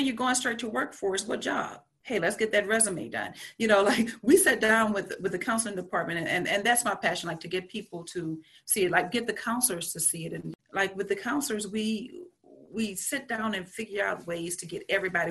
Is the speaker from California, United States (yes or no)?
no; Louisiana, United States; growing up in Louisiana, I grew up Catholic